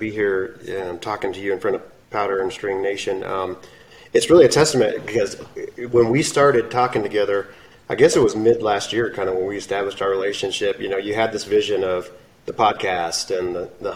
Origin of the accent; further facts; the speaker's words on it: Southern Arizona, United States; I'm from Southern Arizona